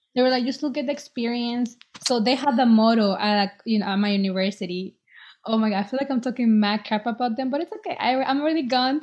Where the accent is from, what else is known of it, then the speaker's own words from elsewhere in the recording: El Salvador; now in Boston, United States; I was born in El Salvador, and I'm 23. I live in Boston.